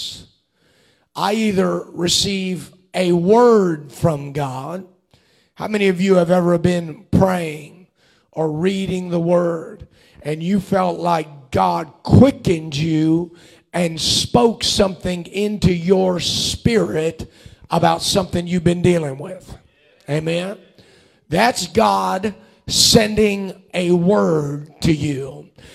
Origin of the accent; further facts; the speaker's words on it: Cincinnati, Ohio, United States; I grew up in Cincinnati, Ohio, for the majority of my childhood